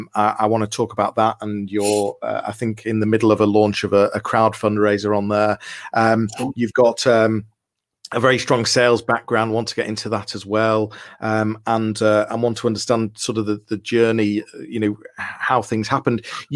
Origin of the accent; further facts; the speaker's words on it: Liverpool, North West England, United Kingdom; moved away as an adult; now in Leeds, United Kingdom; We're both from Liverpool. We went to schools that were on the same road opposite each other. We're then three roads away from each other now in Leeds.